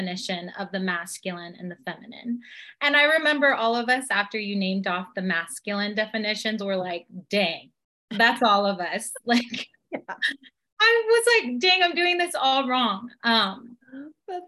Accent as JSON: {"language": "English", "town": "Temecula", "region": "California", "country": "United States", "said": "I am from Temecula, California."}